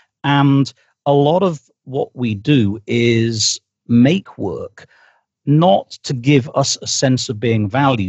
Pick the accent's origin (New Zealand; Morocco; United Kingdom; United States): United Kingdom; I am British, I live here.